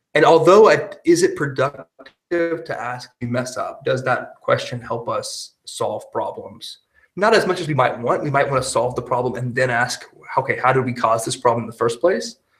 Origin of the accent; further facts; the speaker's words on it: Texas, United States; moved away as an adult; now in Germany; my home state, Texas